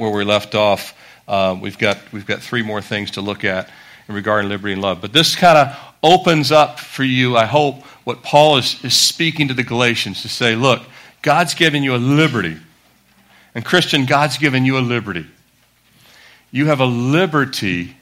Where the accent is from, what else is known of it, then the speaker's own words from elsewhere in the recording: Annapolis, Maryland, United States; I grew up in Annapolis, Maryland